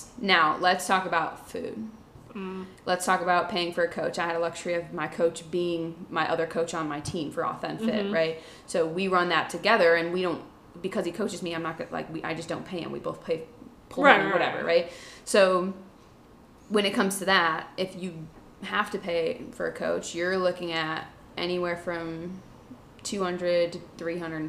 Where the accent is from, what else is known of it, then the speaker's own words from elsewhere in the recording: Pennsylvania, United States; Growing up in Pennsylvania with friends the size of toothpicks, I always saw myself as the fat friend, even though looking back on pictures, I was just an average-sized kid.